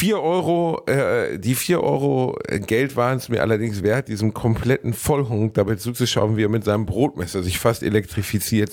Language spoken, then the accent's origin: German; Gelsenkirchen, North Rhine-Westphalia, Germany; ich komme aus Gelsenkirchen, da gab es keinen Club